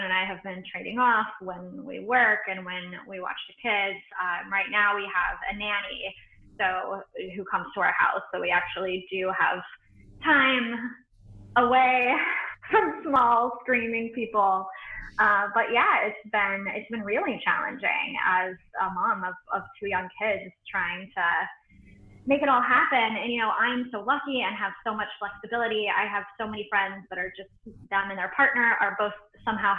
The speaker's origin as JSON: {"language": "English", "country": "United States", "also_born_or_lived": "Central Texas", "moved": "as an adult", "lives_now": "United Kingdom", "said": "I'm American. I've been in the UK for a little over 2 years"}